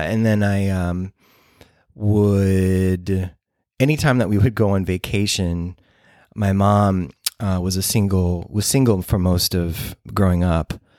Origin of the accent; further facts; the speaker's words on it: Moline, Illinois, United States; also born or lived in Saint Louis; I grew up in Moline, Illinois, which is along the Mississippi, northwestern Illinois, near Davenport, Iowa